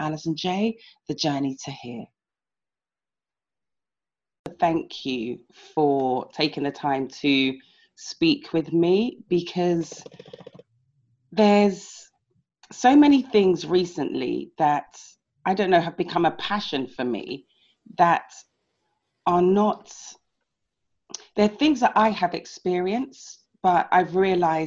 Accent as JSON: {"language": "English", "region": "London", "country": "United Kingdom", "tie": "born or raised there", "said": "I was born and raised in London"}